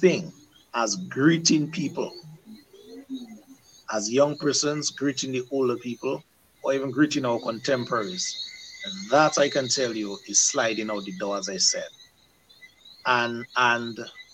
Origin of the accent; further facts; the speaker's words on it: Dominica; when we were growing up in Dominica